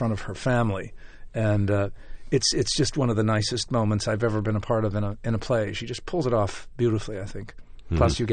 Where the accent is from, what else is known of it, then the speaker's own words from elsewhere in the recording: Chicago, Illinois, United States; also born or lived in New York, United States; About 12 years I was an actor, first in Chicago, my hometown, and then rather quickly in New York.